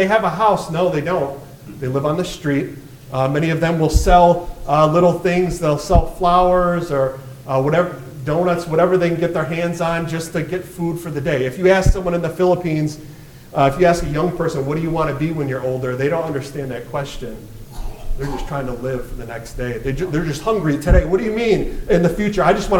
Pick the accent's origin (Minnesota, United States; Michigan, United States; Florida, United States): Michigan, United States; I was born and raised in Michigan, so I'm a true Michigander. That's what we call ourselves.